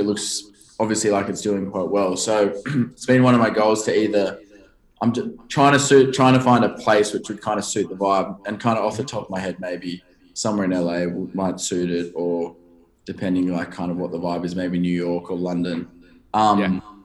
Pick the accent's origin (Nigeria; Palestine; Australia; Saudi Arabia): Australia; Sydney, New South Wales; I grew up in, a, and I actually still live kind of nearby in a town called Bronte. So it's a beach suburb. Just not many people would probably know uh, where that is in America, but it's just south of um, Bondi